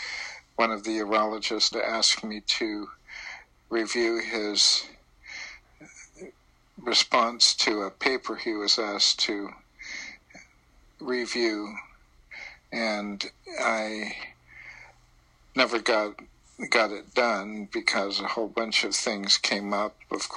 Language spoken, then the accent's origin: English; Nagoya, Aichi, Japan; born there; also born or lived in Idaho / Hawaii; I was born in Japan, in Nagoya.